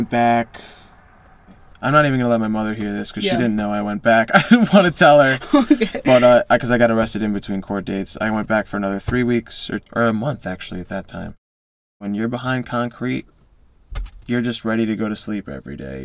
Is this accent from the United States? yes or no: yes; Newtown, Connecticut, United States; also born or lived in Utah / Shelton, Connecticut; I went to Newtown with Emily.